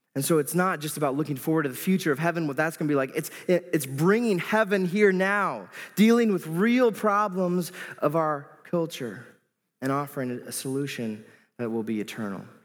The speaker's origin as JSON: {"language": "English", "region": "Iowa", "country": "United States", "tie": "born or raised there", "moved": "as an adult", "lives_now": "Moline, United States", "said": "I grew up in Iowa all my life"}